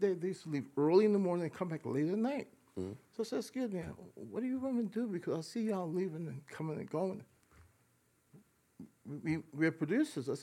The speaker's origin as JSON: {"language": "English", "town": "New York City", "region": "New York", "country": "United States", "tie": "born or raised there", "said": "we grew up primarily in the Bronx"}